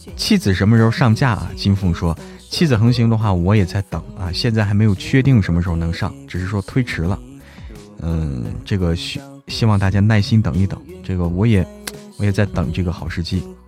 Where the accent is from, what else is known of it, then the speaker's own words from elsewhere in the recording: Hebei, China; now in Chengdu, China; 我是在成都的河北人